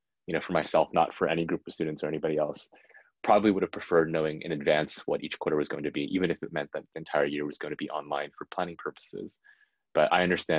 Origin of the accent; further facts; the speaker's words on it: San Jose, California, United States; I grew up in San Jose, and my parents lived there